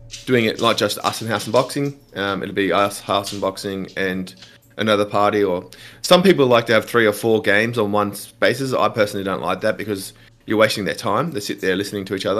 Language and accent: English; Australia